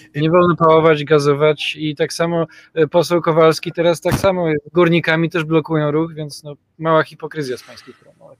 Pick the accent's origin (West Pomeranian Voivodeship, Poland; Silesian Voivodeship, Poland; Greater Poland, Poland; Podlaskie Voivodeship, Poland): Greater Poland, Poland; Poznań; u nas w Poznaniu